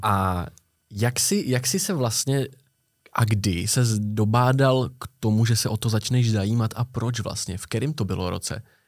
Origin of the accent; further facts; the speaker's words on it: Prague, Czechia; My jsme oba z Prahy, oba žijeme v centru Prahy víceméně